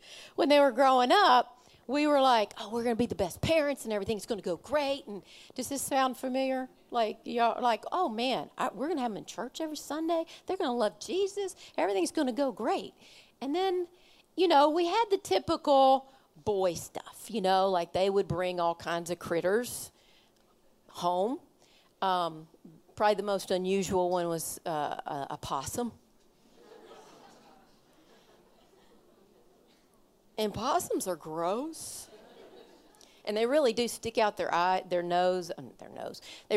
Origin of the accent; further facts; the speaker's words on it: Kentucky, United States; I'm from Kentucky